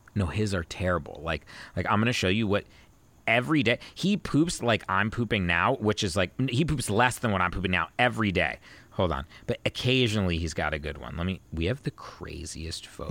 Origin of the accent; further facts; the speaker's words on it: Virginia, United States; moved away; I grew up in Virginia